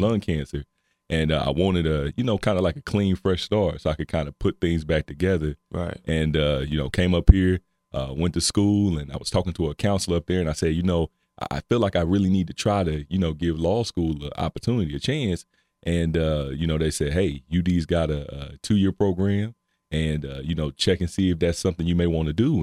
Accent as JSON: {"language": "English", "region": "North Carolina", "country": "United States", "also_born_or_lived": "Cincinnati / Dayton", "moved": "as an adult", "lives_now": "Ohio, United States", "said": "I'm originally from North Carolina. Uh, I've been up here almost 10 years, came up here for school"}